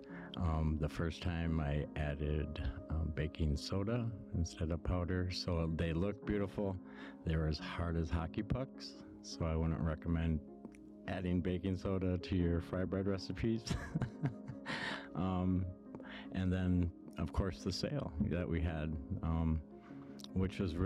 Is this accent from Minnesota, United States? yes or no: yes; Fond du Lac Reservation, northern Minnesota, United States; now in Maple Grove, United States; from the Fond du Lac Reservation up in northern Minnesota. And that I live in Maple Grove right now.